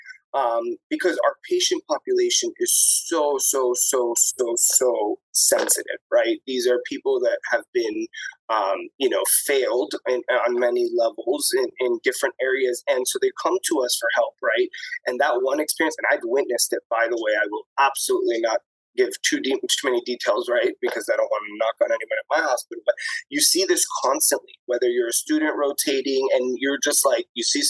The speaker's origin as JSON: {"language": "English", "region": "Florida", "country": "United States", "moved": "as an adult", "lives_now": "New York, United States", "said": "I'm from Florida too. I've been in Florida a long time."}